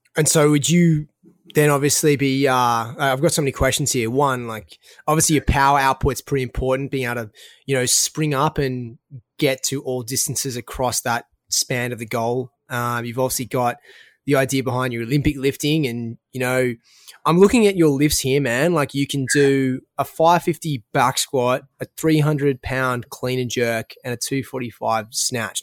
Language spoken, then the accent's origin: English; Australia; accent: Australian; my Australian accent